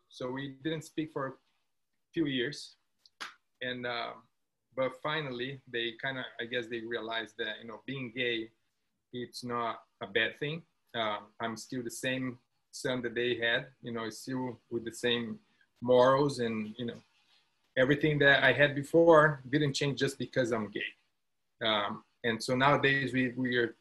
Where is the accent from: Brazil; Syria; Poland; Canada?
Brazil; moved away as an adult; now in Los Angeles, United States; I'm from Brazil